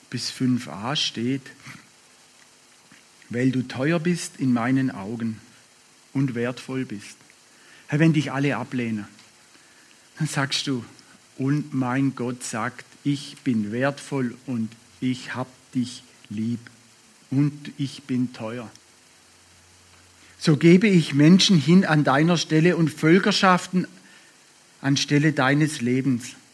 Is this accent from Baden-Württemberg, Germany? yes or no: yes; Baden-Württemberg, Germany; Schwarzwald ist komisch. Als Schwabe ist der Schwarzwald Komisch.